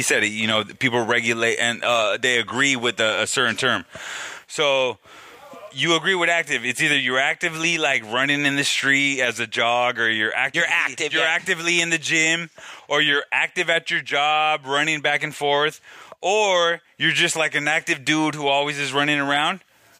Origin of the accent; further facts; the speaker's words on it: Venice, California, United States; So, as a memory, as growing up, I'm from Venice.